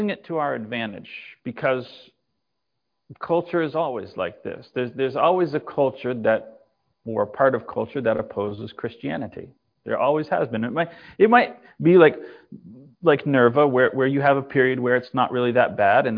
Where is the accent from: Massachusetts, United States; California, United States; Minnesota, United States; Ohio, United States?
Massachusetts, United States; moved away; also born or lived in Texas; I was raised in Massachusetts and moved to Texas.